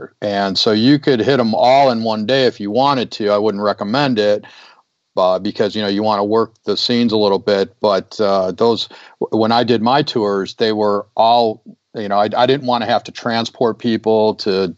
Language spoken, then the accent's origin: English; Chicago, Illinois, United States; moved away; also born or lived in Southern California; I was born and raised in Chicago